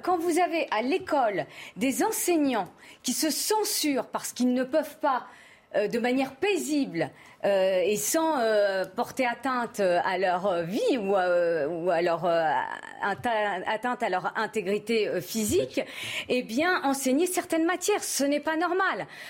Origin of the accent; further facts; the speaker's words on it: France; also born or lived in Paris suburbs; je suis française de confession musulmane